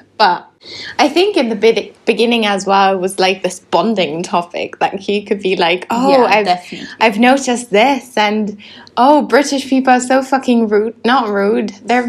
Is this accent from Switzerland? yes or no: yes; Switzerland; moved away as an adult; now in London, United Kingdom; I moved away from Switzerland